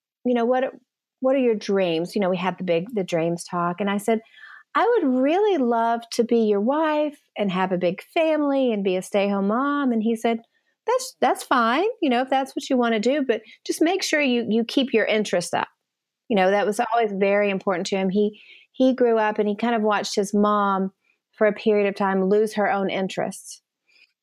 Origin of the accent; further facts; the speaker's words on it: East Tennessee, United States; also born or lived in Nashville, Tennessee; I grew up in East Tennessee